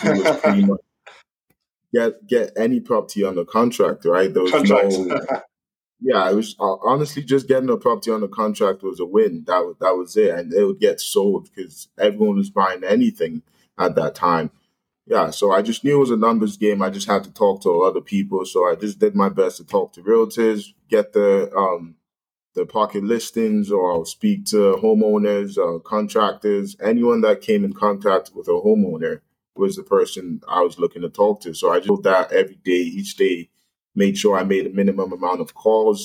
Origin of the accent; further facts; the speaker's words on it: London, Ontario, Canada; I'm originally from London, Ontario here